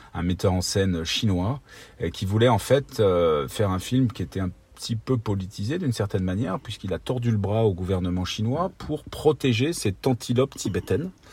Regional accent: Ardennes, Grand Est, France; viens des, des Ardennes originellement. J'ai grandi là-bas. j'ai fait toute mon enfance.

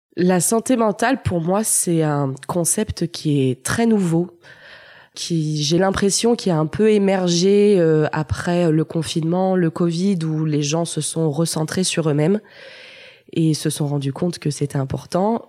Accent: Lyon, Auvergne-Rhône-Alpes, France; Je suis née à Lyon et ai grandi à Lyon

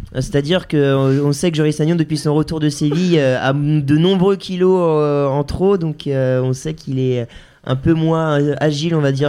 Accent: France; en tant que Français, on, on, en tout cas, moi, en tout cas, je supporte les, clubs français

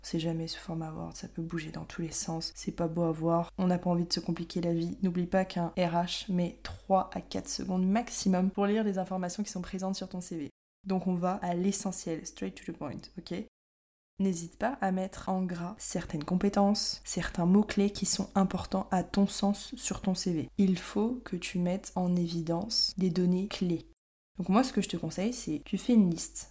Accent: France; moved away as an adult; now in Montreal, Canada; nous les Français

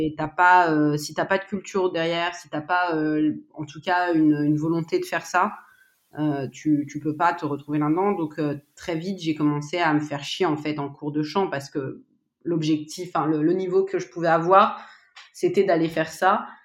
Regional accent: Paris region, Île-de-France, France; Je suis née en France, en région parisienne

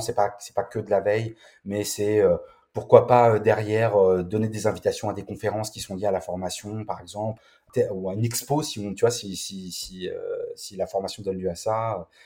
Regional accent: France; chez nous, en France

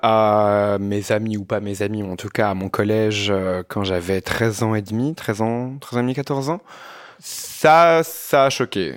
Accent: Binche, Wallonia, Belgium; moved away as an adult; now in Brussels, Belgium; je viens d'une petite ville. Hein. Je, viens, je viens de Binche.

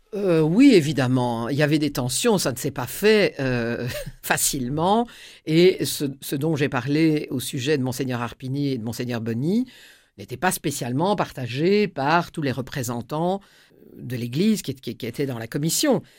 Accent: Tournai, Wallonia, Belgium; à Tournai, qui est ma ville natale dans laquelle euh, je vis toujours

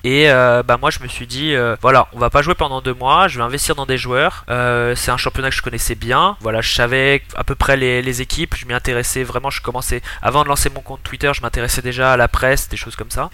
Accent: Montpellier, Occitania, France; moved away as an adult; also born or lived in New Caledonia; now in Switzerland; je suis originaire de Montpellier.

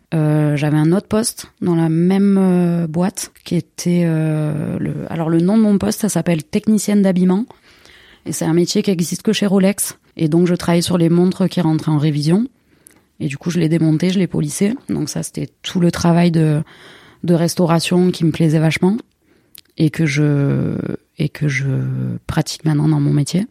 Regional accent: Marseille, Provence-Alpes-Côte d'Azur, France; je suis née à Marseille euh, et j'y vis depuis 35 ans. Mes souvenirs d'enfance à Marseille

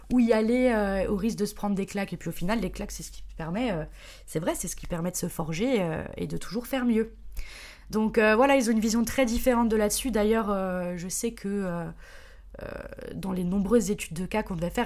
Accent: Strasbourg, Grand Est, France; je suis de Strasbourg

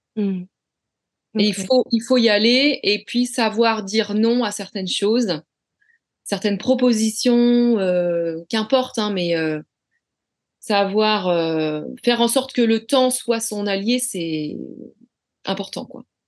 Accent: Rennes, Brittany, France; J'ai toujours vécu à Rennes

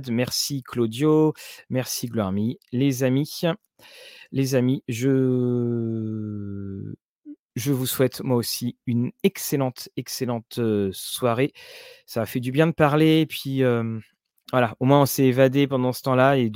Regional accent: Caen, Normandy, France; on, jouait à Orléans et moi, je venais de Caen.

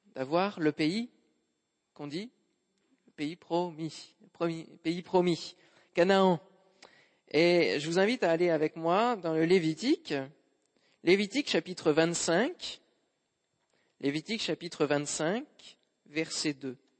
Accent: Normandy, France; en tant que bon normand que je suis

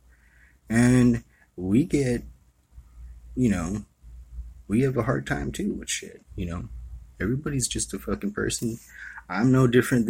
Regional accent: Hawaii, United States; I was born and raised in Hawaii.

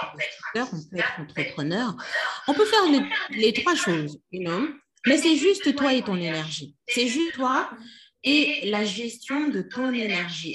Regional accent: Kinshasa, DR Congo; moved away as an adult; also born or lived in France; je suis née et j'ai grandi à Kinshasa.

